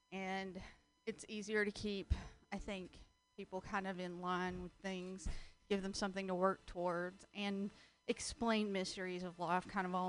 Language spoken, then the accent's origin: English; Southern US, United States; born or raised there